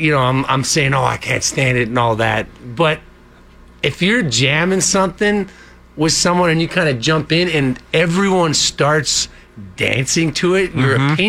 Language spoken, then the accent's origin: English; Alberta, Canada; We are from Alberta